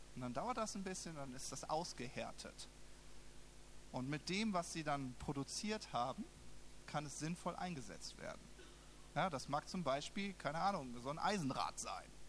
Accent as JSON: {"language": "German", "region": "Southern Germany", "country": "Germany", "tie": "born or raised there", "moved": "as an adult", "lives_now": "Berlin, Germany", "said": "ich wohne in, im Süden Deutschlands"}